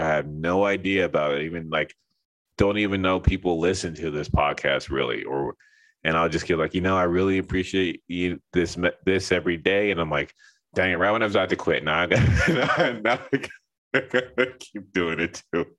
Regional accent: Los Angeles, California, United States; moved away as an adult; also born or lived in Seattle / Texas / Linden, New Jersey; I grew up in Los Angeles, so like, you know, it's the whole melting pot thing over there

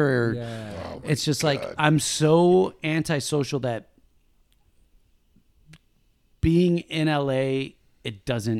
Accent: Buffalo, New York, United States; now in Los Angeles, United States; She's from Philly. I'm from Buffalo.

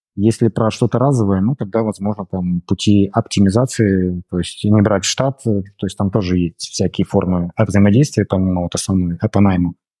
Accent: Brest, Brest Region, Belarus; moved away as an adult; also born or lived in Moscow, Russia; now in Limassol, Cyprus; Я сам из Беларуси, из города Бреста.

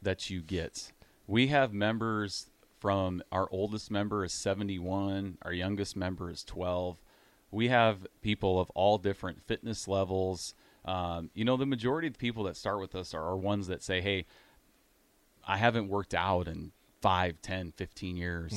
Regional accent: Iowa, United States; moved away as an adult; also born or lived in Grand Island, Nebraska; now in Nebraska, United States; we moved to Iowa when I was two years old.

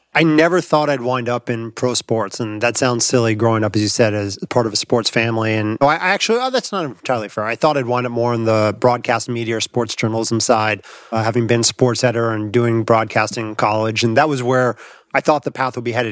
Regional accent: Los Angeles, California, United States; I grew up in Los Angeles

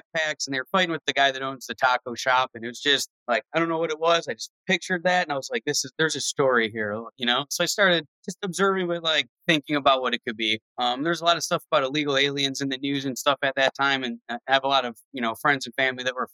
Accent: Cleveland, Ohio, United States; I grew up in Cleveland where it was white and black people

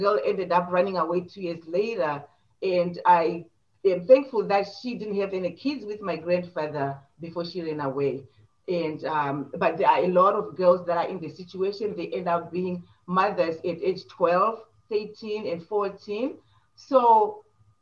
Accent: Zimbabwe; moved away as an adult; now in United States; I was born and raised in Zimbabwe, and I moved to the United States in 1985 with my husband

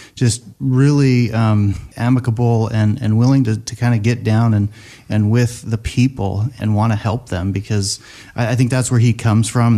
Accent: Seattle, Washington, United States; I grew up in Seattle

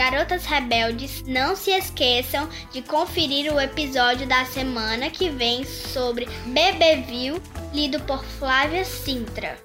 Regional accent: Fortaleza, Ceará, Brazil; sou de Fortaleza e tenho 10 anos

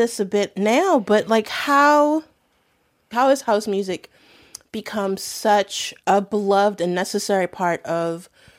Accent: Baltimore, Maryland, United States; I grew up in Baltimore in the 90s

